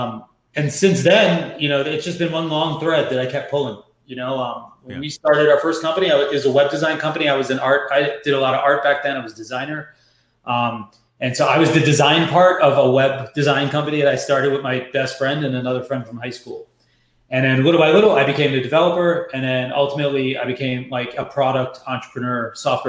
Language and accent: English; New York, United States; moved away; also born or lived in San Francisco; I'm born and raised in New York, and I'm the first generation son of, two Guyanese immigrants that came here